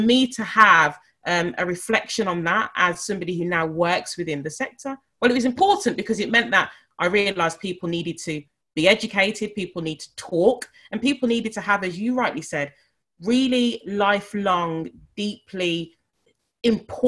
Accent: Birmingham, West Midlands, United Kingdom; I was born in Selly Oak in Birmingham

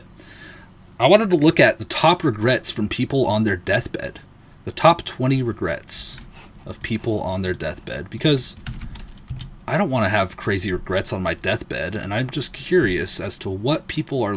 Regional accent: Southern California, United States; I was born in Southern California

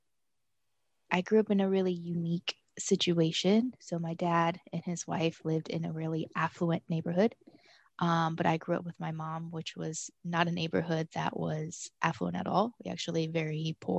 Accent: Denver, Colorado, United States; moved away as an adult; now in Miami, United States; I was born and raised in Denver, Colorado

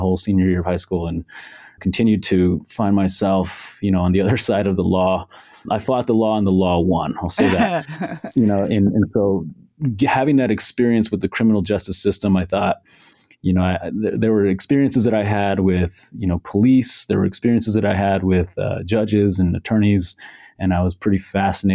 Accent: Albuquerque, New Mexico, United States; I'm from New Mexico, born and raised here in Albuquerque

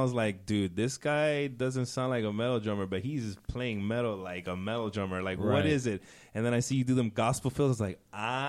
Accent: United States; I was born American, born and raised here. My family is Ecuadorian.

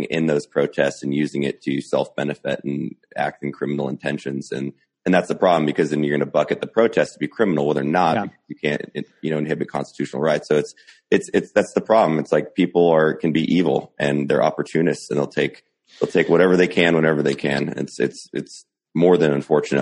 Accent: United States; I'm an American

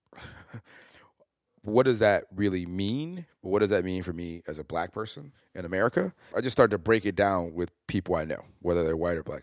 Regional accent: Chicago, Illinois, United States; I grew up in North Lawndale

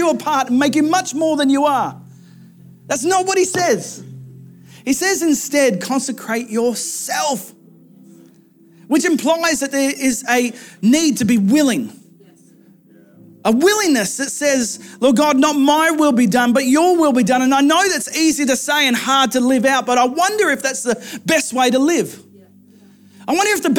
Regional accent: Australia; moved away as an adult; my hometown. I did a flying trip, thankful for Optus, that took me over to the other side of Australia

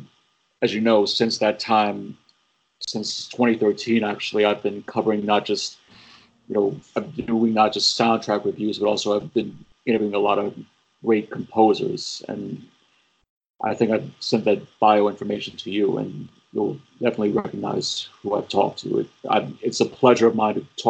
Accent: St. Bernard Parish, Louisiana, United States; moved away as an adult; also born or lived in New Orleans / Baton Rouge; I was born in New Orleans at Methodist Hospital. I grew up in St. Bernard Parish for most of my life up until Hurricane Katrina, and then I moved to Baton Rouge

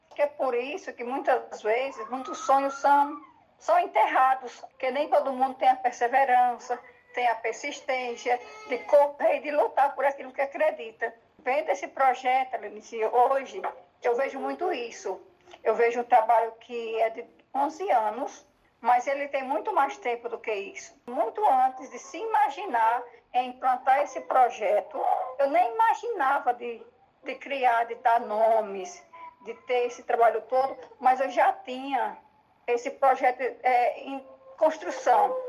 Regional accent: Northeast Region, Brazil; moved away; nós que somos nordestinos

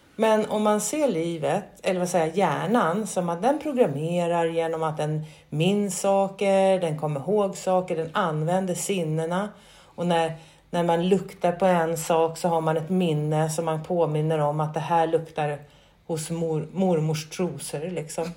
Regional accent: Sweden; also born or lived in Skåne (lives); Som svensk, skå, bor i Skå, eh, 50-åring

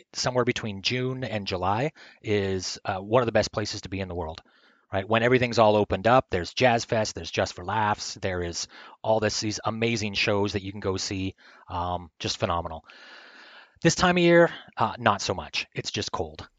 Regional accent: Canada; I'm like a broken Canadian

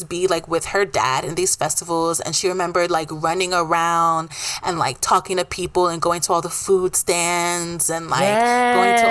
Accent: New York City, New York, United States; born and raised in Brooklyn

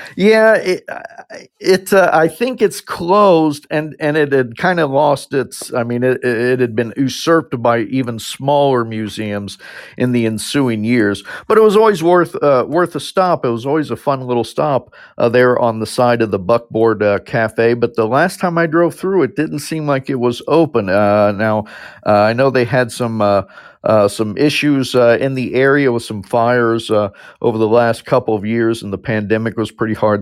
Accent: Camp Verde, Arizona, United States; also born or lived in Cottonwood / Sedona; my hometown, uh, mainly Camp Verde

